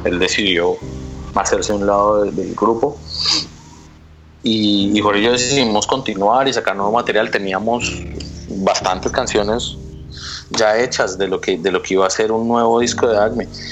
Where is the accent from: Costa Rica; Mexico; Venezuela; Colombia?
Colombia; somos de Colombia y tenemos un grupo